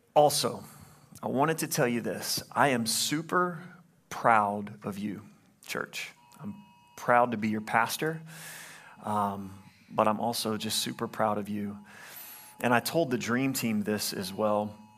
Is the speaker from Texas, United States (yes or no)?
no; Louisiana, United States; I'm from Louisiana